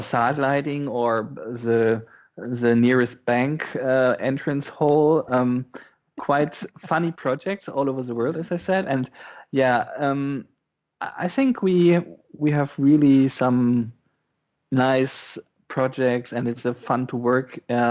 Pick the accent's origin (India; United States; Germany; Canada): Germany; western Germany, between Osnabrück and Oldenburg, Lower Saxony; English is a second language; moved away as an adult; also born or lived in Hildesheim, Germany; now in Berlin, Germany; From the western part, between Osnabrück and Oldenburg